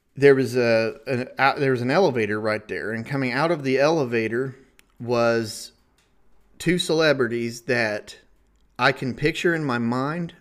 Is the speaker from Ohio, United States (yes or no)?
yes; Ohio, United States; I'm being from Ohio, we're we're right along the Ohio River